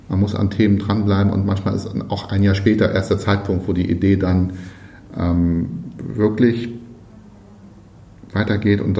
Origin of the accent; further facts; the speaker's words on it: West Berlin, Berlin, Germany; bin in West-Berlin groß geworden, deswegen ist das für mich auch so ein also nicht jetzt Freiheit, das wäre zu groß gegriffen